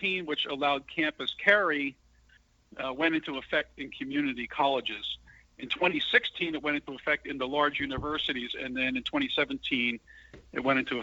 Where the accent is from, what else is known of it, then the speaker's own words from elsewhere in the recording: San Antonio, Texas, United States; this is San Antonio, Texas news. So it's right in my hometown.